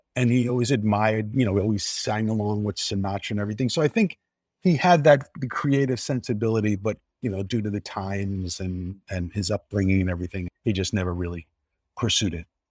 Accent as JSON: {"language": "English", "town": "New York City", "region": "New York", "country": "United States", "tie": "born or raised there", "also_born_or_lived": "Sicily (ancestry)", "said": "we lived in an apartment building in Queens, in Regal Park, Queens"}